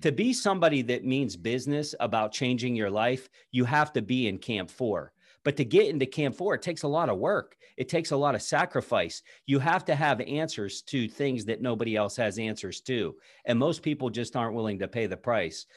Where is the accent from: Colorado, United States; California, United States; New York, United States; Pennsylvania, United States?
Pennsylvania, United States; south of Pittsburgh, southwestern; I grew up in southwestern Pennsylvania, just south of, uh, the city of Pittsburgh